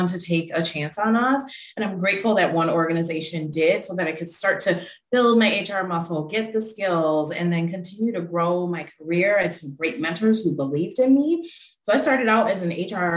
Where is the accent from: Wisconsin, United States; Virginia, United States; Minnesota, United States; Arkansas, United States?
Wisconsin, United States; Milwaukee; now in Pittsburgh, United States; I'm from Milwaukee originally